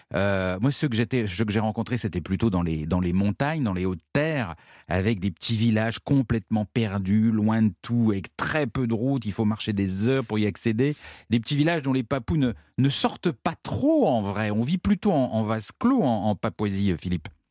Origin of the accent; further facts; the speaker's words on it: France; je viens de France